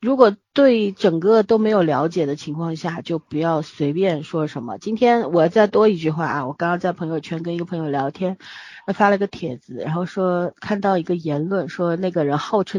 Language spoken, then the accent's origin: Chinese; Beijing, China; 小时候在北京长大，后来回来也是在市区里面待着，后来不得不到乡下待了一段时间的时候